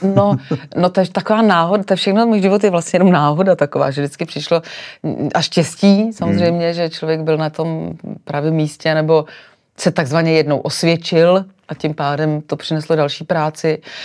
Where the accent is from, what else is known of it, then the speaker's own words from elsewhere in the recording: Sokolov, Karlovy Vary Region, Czechia; now in Prague, Czech Republic; já jsem přišla do Prahy Řekla jsem, že jsem ze Sokolova